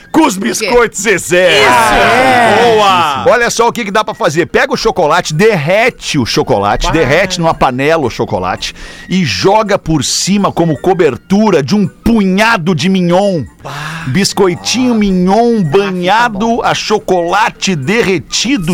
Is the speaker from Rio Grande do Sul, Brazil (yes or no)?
yes; Porto Alegre, Rio Grande do Sul, Brazil; bairro Bonfim, que é o bairro onde eu nasci, me criei e moro até hoje aqui em Porto Alegre